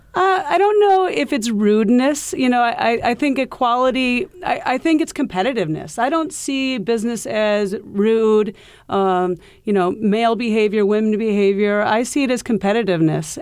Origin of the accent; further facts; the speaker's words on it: Iowa, United States; moved away as an adult; now in New York City, United States; we grew up in Iowa